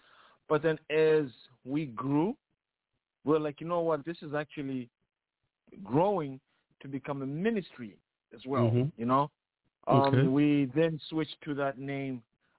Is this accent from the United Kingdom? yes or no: no; Zambia; moved away as an adult; now in United States; I'm from Zambia